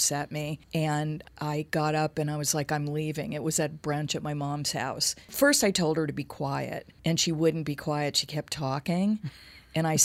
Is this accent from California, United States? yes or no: yes; Los Angeles, California, United States; I grew up in L.A.